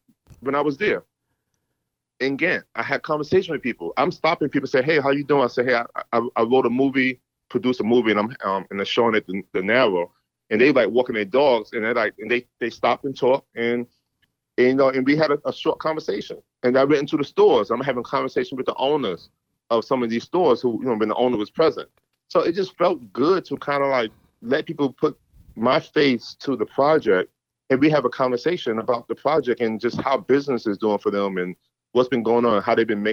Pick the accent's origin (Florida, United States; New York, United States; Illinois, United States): New York, United States; New York City; moved away as an adult; also born or lived in Norfolk, Virginia; I'm from Harlem. I'm from New York.